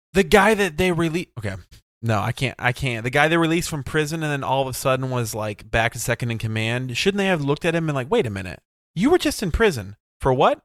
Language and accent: English; United States; I'm American